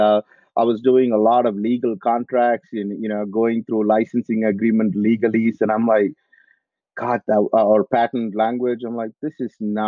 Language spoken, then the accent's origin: English; Coimbatore, Tamil Nadu, India; moved away as an adult; also born or lived in United States / Australia; now in France; I'm originally from India. I grew up in south of India in a place called Coimbatore